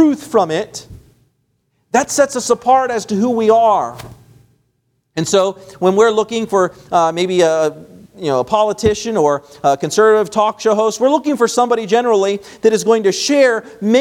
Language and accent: English; West Virginia, United States; moved away; also born or lived in Florida; I'm from, you know, the East Coast. I'm from West Virginia.